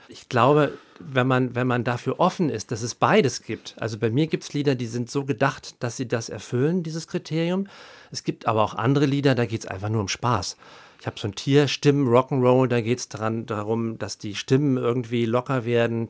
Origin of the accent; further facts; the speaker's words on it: Haan, North Rhine-Westphalia, Germany; now in Berlin, Germany; ich bin ja aus dem Rheinland und da, wo ich Abi gemacht habe, das ist so ein kleines Kaff in der Nähe von Düsseldorf im Bergischen Land, Hahn Rheinland mit Doppel-A.